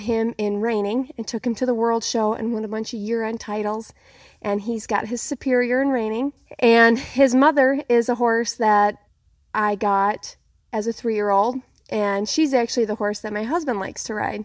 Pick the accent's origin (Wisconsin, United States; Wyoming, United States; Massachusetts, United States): Wyoming, United States; Sundance; I'm from Sundance, Wyoming, in the northeast corner of the state at the edge of the Black Hills